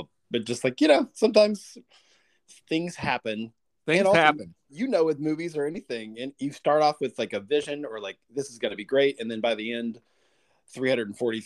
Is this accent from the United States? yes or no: yes; the South, United States; I grew up in the South